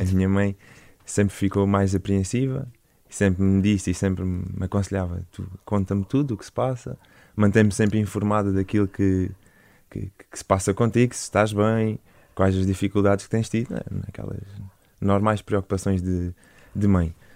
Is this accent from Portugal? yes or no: yes; Portimão, Algarve, Portugal; moved away as an adult; sou, sou Algarvio, nascido e criado em, em Portimão